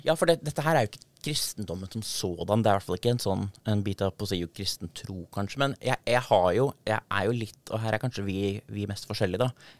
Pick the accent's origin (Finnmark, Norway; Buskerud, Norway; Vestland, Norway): Buskerud, Norway; Darbu; døpt i, i Fiskum gamle kirke, som er en gammel 1200-tallskirke på tettstedet Darbu, som er der jeg kommer fra